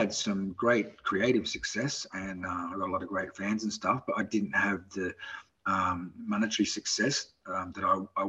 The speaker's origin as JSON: {"language": "English", "country": "Australia", "accent": "Australian", "moved": "yes", "said": "my Australian accent"}